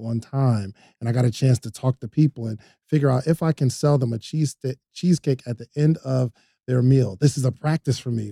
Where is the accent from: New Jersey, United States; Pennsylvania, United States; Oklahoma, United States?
New Jersey, United States; now in Atlanta, United States; I'm from New Jersey originally